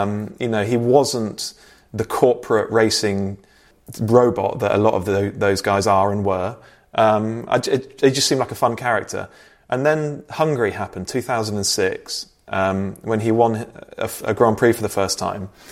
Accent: Bristol, South West England, United Kingdom; I'm from Bristol.

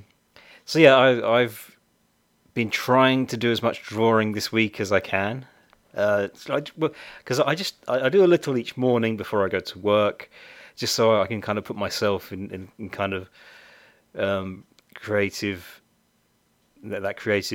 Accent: United Kingdom; I'm very British

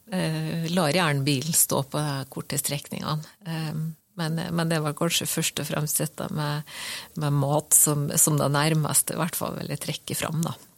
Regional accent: Skåla peninsula, Møre og Romsdal, Norway; Jeg vokste opp på Skålhalvøya, og i min oppvekst så var det, jo, eh, var det jo buss, og så var det ferge over Fannefjorden, og så var det buss inn til Molde.

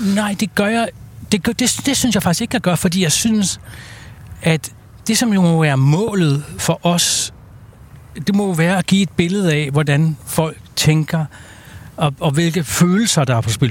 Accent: Denmark; vi som danskere

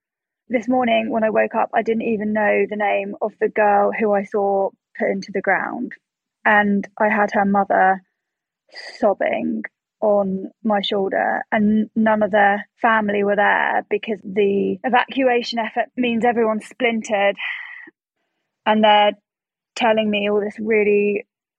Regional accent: United Kingdom; I'm a British journalist.

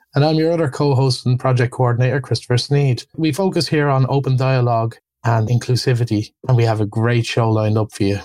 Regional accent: Ireland

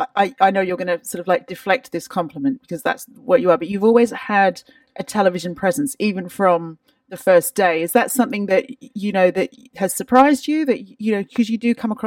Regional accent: Australia; moved away as an adult; now in London, United Kingdom; I'm Australian.

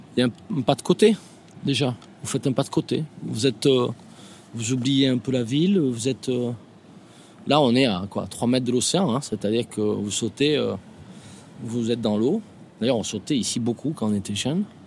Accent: Biarritz, Nouvelle-Aquitaine, France; ici, évidemment, euh, c'est là où j'ai grandi, donc c'est à la fois euh, le Pays basque

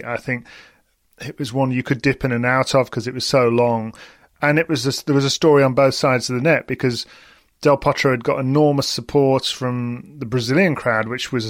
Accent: United Kingdom; as a British person watching that match, where being British, you kind of want Andy Murray to win gold

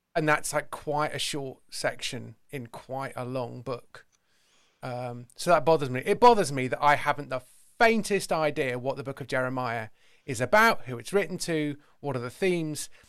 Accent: Somerset, South West England, United Kingdom; also born or lived in London; I'm an Englishman, uh, not just a Brit, and I am from the county of Somerset

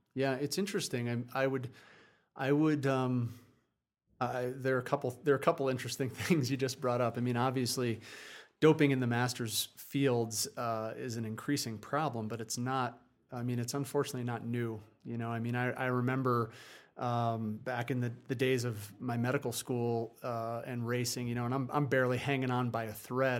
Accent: New Jersey, United States; moved away as an adult; also born or lived in Vermont; I grew up on the East Coast in, uh, in New Jersey

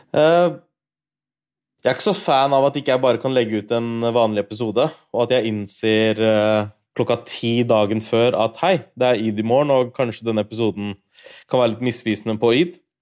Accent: Norway; har feira id, men i Norge hele livet mitt. Jeg har aldri feira id utenfor Norge

